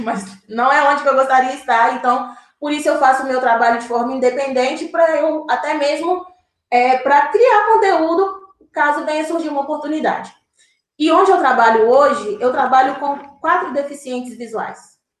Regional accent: born in Diamantina, Minas Gerais, Brazil; now in Contagem, Brazil; Eu sou de Minas Gerais, eu nasci em Diamantina

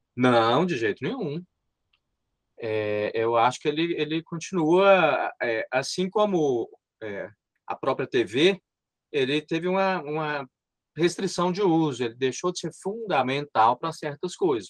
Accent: Montes Claros, Minas Gerais, Brazil; Meu embigo está enterrado em Montes Claros

